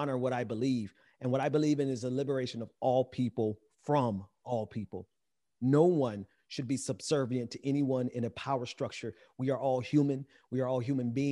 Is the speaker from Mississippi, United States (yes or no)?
yes; Mississippi, United States; I'm from Mississippi, so I'm not from the Caribbean.